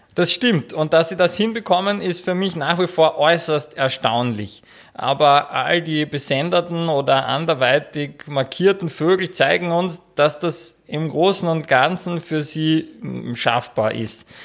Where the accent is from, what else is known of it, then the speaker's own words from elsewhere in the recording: Austria; bei uns in Österreich